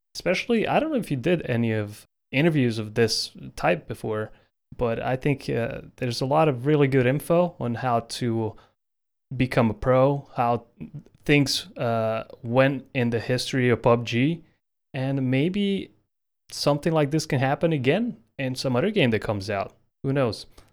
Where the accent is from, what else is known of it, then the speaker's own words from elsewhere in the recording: Croatia; my home country of Croatia